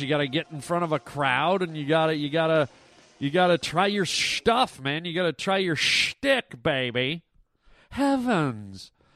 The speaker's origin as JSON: {"language": "English", "town": "Toronto", "region": "Ontario", "country": "Canada", "tie": "born or raised there", "moved": "yes", "lives_now": "United States", "said": "I was born and raised in Canada"}